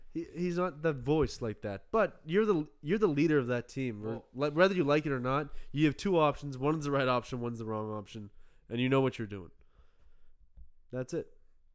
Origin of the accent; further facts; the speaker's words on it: Nova Scotia, Canada; Listen, Sid, I'm a Nova Scotian.